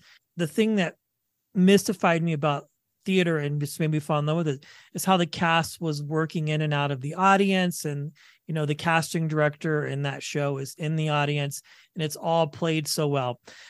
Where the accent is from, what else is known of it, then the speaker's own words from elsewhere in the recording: Wichita, Kansas, United States; Yeah, well, I was born and raised in Kansas, Wichita